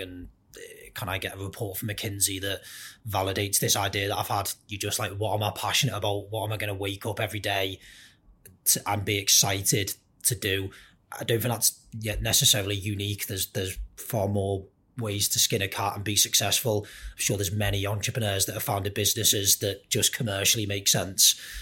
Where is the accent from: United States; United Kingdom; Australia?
United Kingdom; Merseyside, North West England; I grew up very much wanting to be a professional footballer, like pretty much everyone else growing up in Merseyside